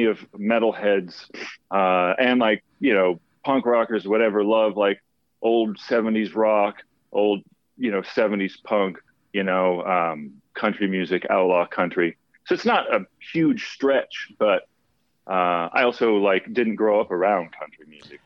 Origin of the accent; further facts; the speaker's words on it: Dallas, Texas, United States; I'm originally from Dallas, Texas. Grew up in a musical family